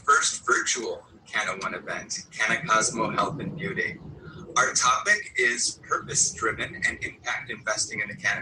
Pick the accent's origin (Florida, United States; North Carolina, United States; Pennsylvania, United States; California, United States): California, United States; Los Angeles; moved away as an adult; also born or lived in New York City; I'm originally from Los Angeles. In fact, I was gathering signatures for Prop 215 as a part-time job during my senior high school in 1995